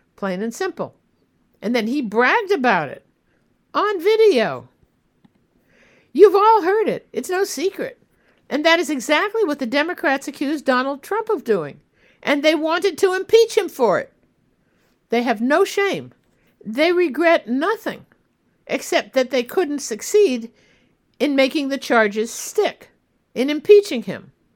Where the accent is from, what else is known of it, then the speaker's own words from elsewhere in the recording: United States; As an American